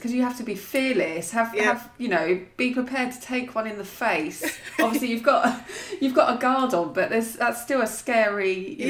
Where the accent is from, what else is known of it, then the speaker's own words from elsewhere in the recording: United Kingdom; I think it's just being British, isn't it?